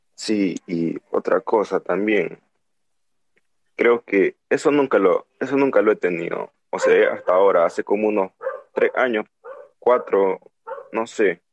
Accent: Nicaragua; aquí no hay cuarentena en mi país, que es Nicaragua

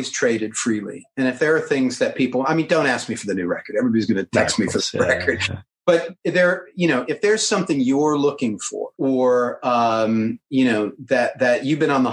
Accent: United States; I'm American

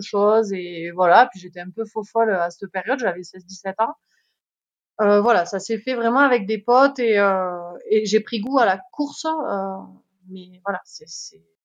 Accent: Font-Romeu, Occitania, France; je suis originaire euh, des Pyrénées-Orientales, euh, Font-Romeu plus précisément

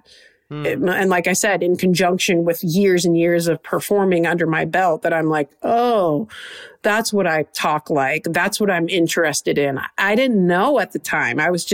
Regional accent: Trenton, Michigan, United States; I'm from Trenton, Michigan, south of Detroit

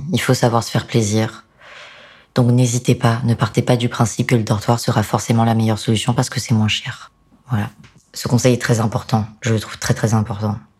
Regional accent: France; en tant que français

